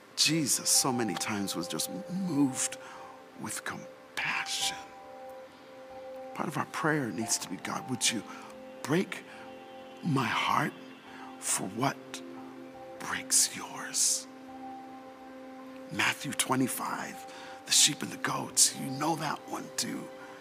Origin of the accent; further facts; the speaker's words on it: Canada; also born or lived in England / Jamaica; now in United States; in America, they say I don't sound like I'm from here. But when I grew up in Canada, they say I didn't sound like I was from there. Now when I go home to England, they say I don't sound like I'm from there. Let's not even talk about Jamaica.